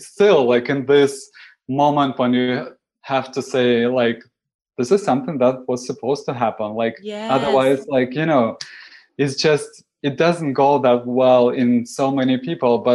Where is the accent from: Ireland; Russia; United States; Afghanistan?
Russia; Moscow; English is a second language; moved away as an adult; now in Toronto, Canada; I come from Moscow